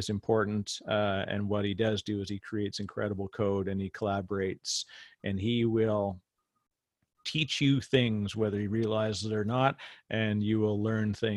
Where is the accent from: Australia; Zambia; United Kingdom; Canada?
Canada; I'm Canadian